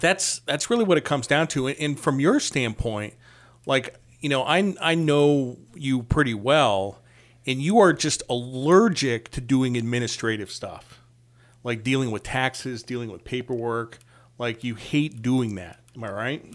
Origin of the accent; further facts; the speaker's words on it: Connecticut, United States; I'm from Connecticut